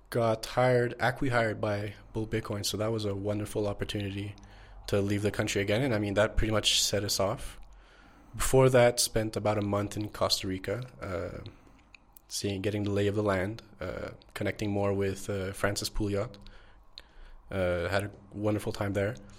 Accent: Montreal, Quebec, Canada; moved away as an adult; now in Mexico; born and raised in Montreal

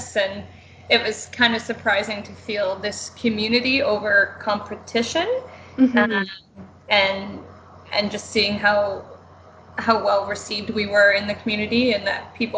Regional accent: Niagara-on-the-Lake, Ontario, Canada; moved away as an adult; now in Guelph, Canada; I grew up in Niagara on the Lake

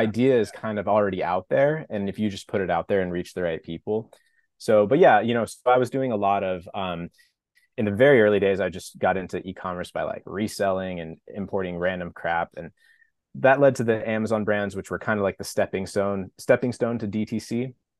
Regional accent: Napa, California, United States; moved away as an adult; also born or lived in Los Angeles; now in San Diego, United States; I grew up in Napa, wine country, California

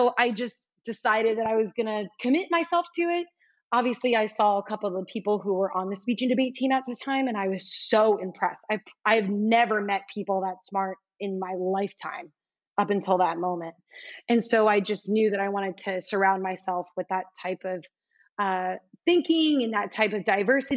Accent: South Florida, United States; moved away as an adult; also born or lived in Alabama / New York City / Brazil; being from South Florida

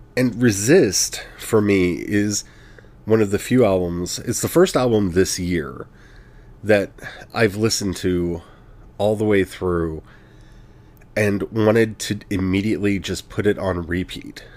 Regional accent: United States; as an American, with everything that's going on in my country

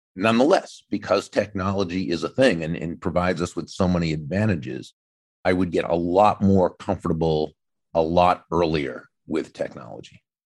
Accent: New England, United States; now in Florida, United States; I grew up in New England, even though I live in Florida now.

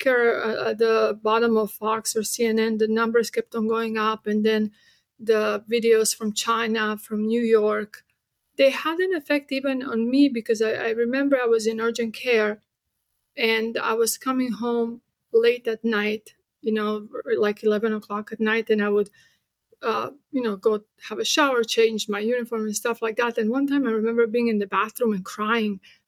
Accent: Split, Split-Dalmatia County, Croatia; now in United States; I grew up in Yugoslavia

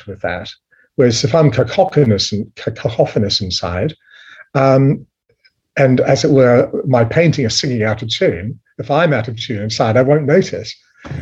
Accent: New Zealand; I was raised in New Zealand

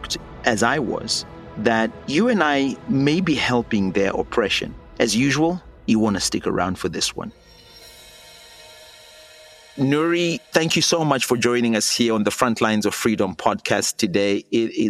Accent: Zimbabwe; I'm a pastor from Zimbabwe, where I was jailed and tortured for mobilizing millions of people to demand better governance

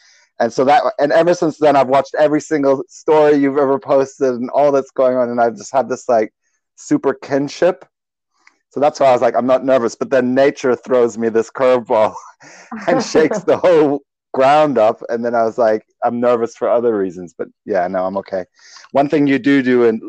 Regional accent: Germany; now in New Zealand; I grew up in Germany

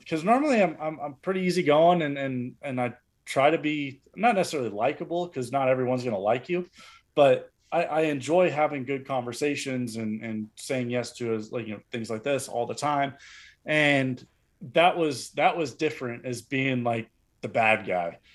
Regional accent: near Los Angeles, California, United States; moved away as an adult; also born or lived in Eugene, Oregon; living in downtown L A for four years, twenty-five, thirty minutes from my hometown

